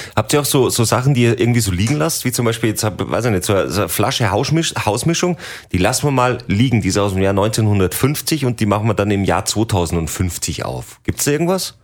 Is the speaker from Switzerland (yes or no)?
no; Salzburg, Austria; hier bei uns in Salzburg